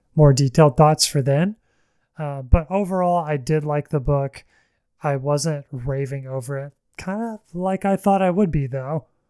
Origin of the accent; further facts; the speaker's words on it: the South, small town Alabama, United States; I am from the South, and, um, I, many people in my life in, you know, small town Alabama